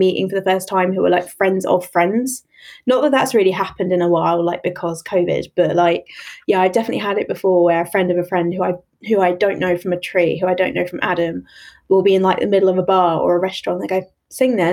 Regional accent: London, United Kingdom; I grew up in East London

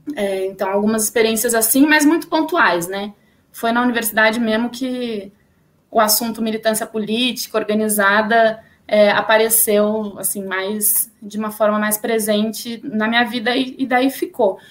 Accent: São Paulo, Brazil; sou aqui de São Paulo, né? Sou nascida, criada, enfim, paulistana

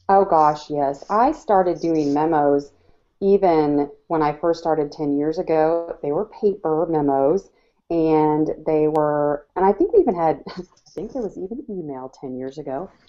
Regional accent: Iowa, United States; moved away; I grew up in Iowa

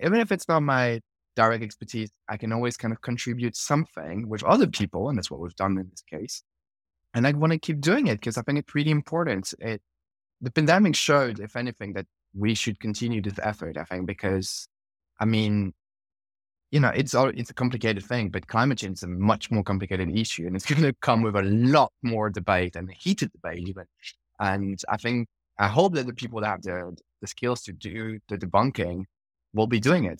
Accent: France; moved away; I'm originally from France

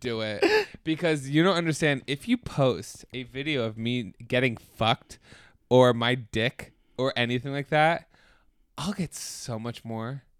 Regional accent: United States; as an American

